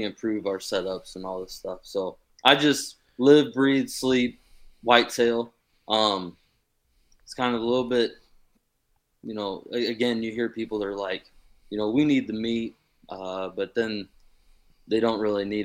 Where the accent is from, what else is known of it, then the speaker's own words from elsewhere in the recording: Fort Wayne, Indiana, United States; I'm from Fort Wayne, Indiana.